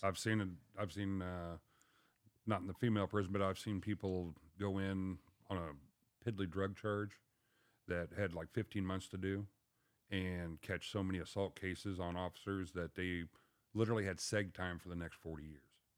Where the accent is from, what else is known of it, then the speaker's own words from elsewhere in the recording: Mount Sterling, Illinois, United States; moved away as an adult; also born or lived in Pontiac, Illinois; I was from Mount Sterling, but I ended up taking the job about three and a half hours away up in Pontiac, Illinois.